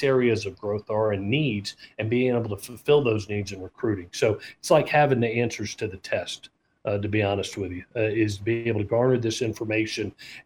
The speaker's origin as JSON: {"language": "English", "region": "Southeast", "country": "United States", "tie": "born or raised there", "moved": "as an adult", "said": "back in the Southeast where I grew up"}